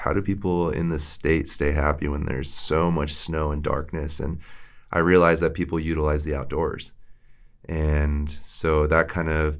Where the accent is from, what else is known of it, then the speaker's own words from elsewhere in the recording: Maryland, United States; moved away as an adult; now in Montana, United States; I grew up outside or in Maryland